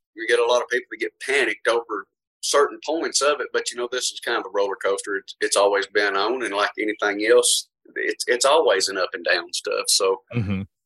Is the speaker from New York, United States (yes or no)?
no; Portland, Tennessee, United States; history in Portland. I've been here my whole life.